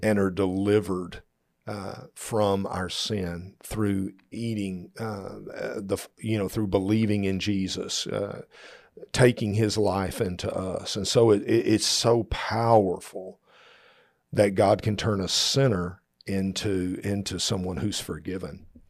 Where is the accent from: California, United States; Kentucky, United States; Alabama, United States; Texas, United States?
Texas, United States; we're from Texas